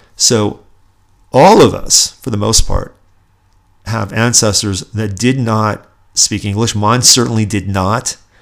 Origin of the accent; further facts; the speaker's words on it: Los Angeles, California, United States; in the San Fernando Valley, actually, where I grew up.